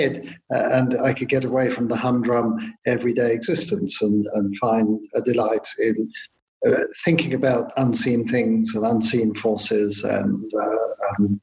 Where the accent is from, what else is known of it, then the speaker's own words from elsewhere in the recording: London, United Kingdom; I grew up in London in the austere post-war years